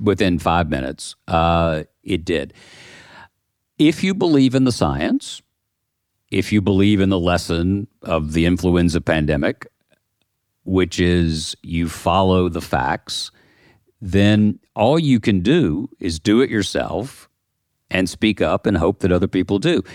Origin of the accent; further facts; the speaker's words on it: the South, United States; I live in the South, I come from the South.